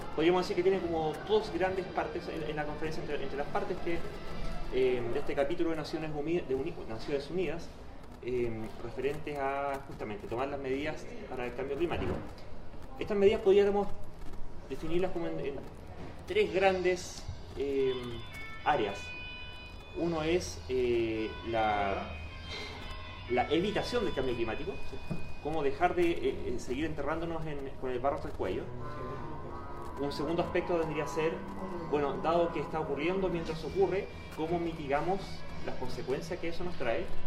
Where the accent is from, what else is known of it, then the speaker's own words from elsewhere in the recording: Chile; la mayoría de los chilenos